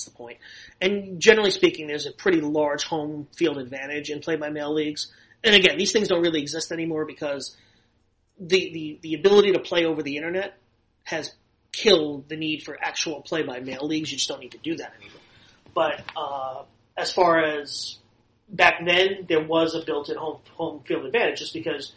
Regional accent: New York City, New York, United States; moved away as an adult; also born or lived in Los Angeles, United States; I grew up in Inwood, which is the last neighborhood in Manhattan before you get to the Bronx.

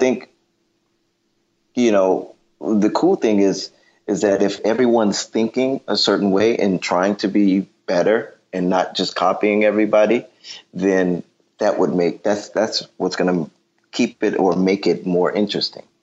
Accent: Detroit, Michigan, United States; I'm from Detroit

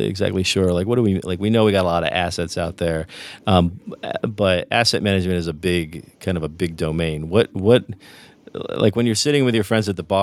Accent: New Jersey, United States; It was Sicilian, and we grew up in New Jersey, so it was New Jersey Sicilian family

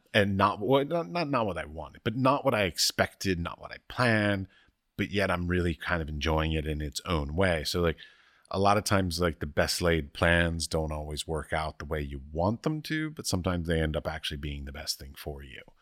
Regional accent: Washington, District of Columbia, United States; growing up in Washington, D C

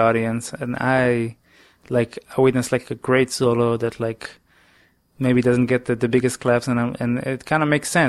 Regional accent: Israel; English is a second language; now in New York, United States

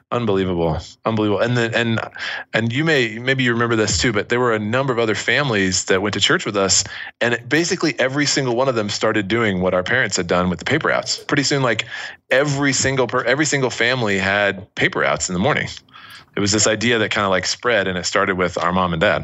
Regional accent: Washington, District of Columbia, United States; moved away; also born or lived in Utah; where we grew up in Washington D.C. area, and then we moved out west to Utah, is where I was living in high school

